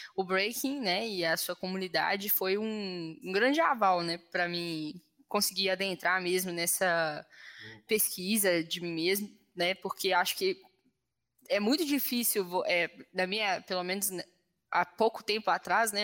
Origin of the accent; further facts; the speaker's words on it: Belo Horizonte, Minas Gerais, Brazil; eu sou da favela do Itaipu aqui